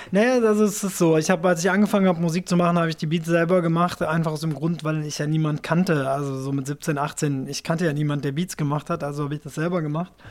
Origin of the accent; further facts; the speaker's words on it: Japan; also ich bin ja in Japan aufgewachsen, das heißt, ich bin natürlich mit Nintendo Videogames